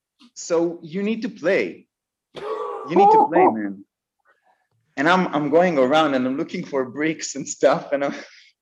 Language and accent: English; Israel; And then they told me, where are you from? And I said, I'm from Israel.